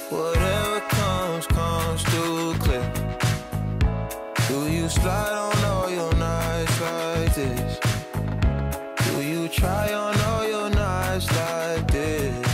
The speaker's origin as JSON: {"language": "English", "region": "Midwest", "country": "United States", "said": "Yeah, but I'm from like the north north of the Midwest. Like I get mistaken for Canadian, so maybe it's like a southern Midwest thing."}